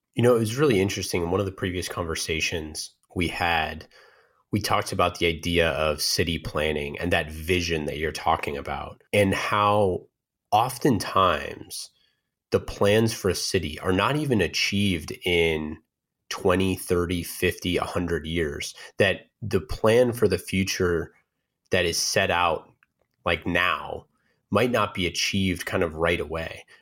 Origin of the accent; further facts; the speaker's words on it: Oakland, California, United States; born and raised in Oakland